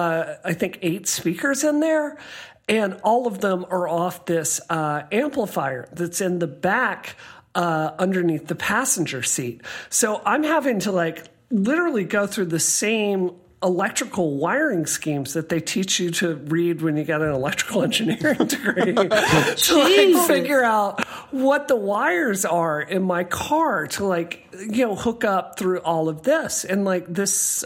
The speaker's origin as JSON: {"language": "English", "region": "Mississippi", "country": "United States", "tie": "born or raised there", "moved": "yes", "said": "growing up in Mississippi, like, my dad showed me to do this, how to do this, I think, when I was 7 years old"}